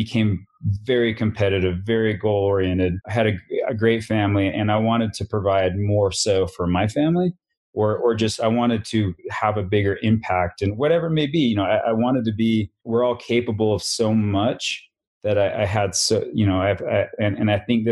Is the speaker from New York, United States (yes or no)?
no; Salt Lake City, Utah, United States; I grew up basically born and raised in Salt Lake City, Utah